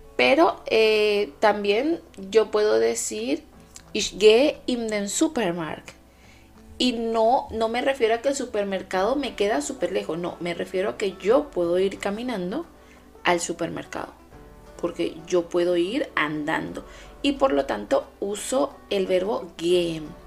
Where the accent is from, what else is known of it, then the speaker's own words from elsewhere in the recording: Venezuela; now in Germany; Mi Venezuela, mi país de origen